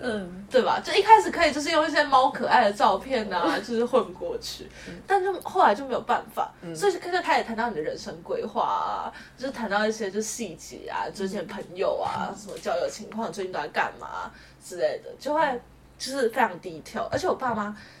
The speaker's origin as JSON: {"language": "Chinese", "town": "Taipei", "country": "Taiwan", "tie": "born or raised there", "said": "其实我是个台北人，嗯。然后我也在台北念书，嗯。然后我一生的生活范围就是台北"}